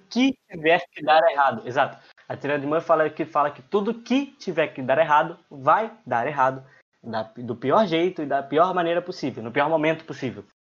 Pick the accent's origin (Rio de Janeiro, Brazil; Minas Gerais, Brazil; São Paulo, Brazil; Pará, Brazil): Rio de Janeiro, Brazil; moved away; Eu não sou paulista, graças a Deus, eu sou carioca